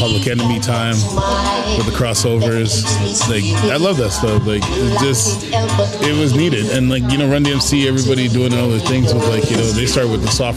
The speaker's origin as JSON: {"language": "English", "town": "Winnipeg", "region": "Manitoba", "country": "Canada", "tie": "born or raised there", "said": "I grew up in Winnipeg"}